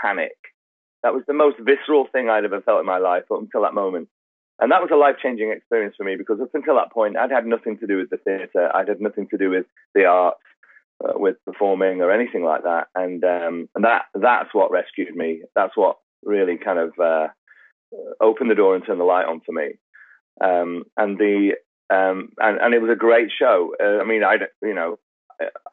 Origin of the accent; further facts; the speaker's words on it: Manchester, North West England, United Kingdom; I was born in Manchester, which is in the north